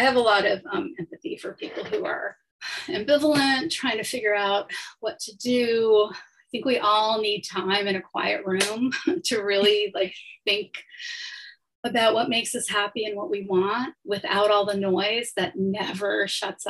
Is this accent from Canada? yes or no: yes; Toronto, Ontario, Canada; moved away as an adult; also born or lived in Chicago; now in New York, United States; I grew up in Toronto in Canada, and I spent my 20s in Toronto